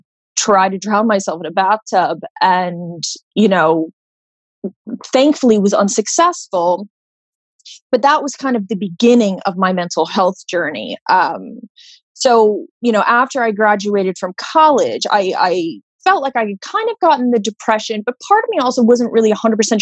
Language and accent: English; Florida, United States; I grew up in Florida, you know, with a really normal life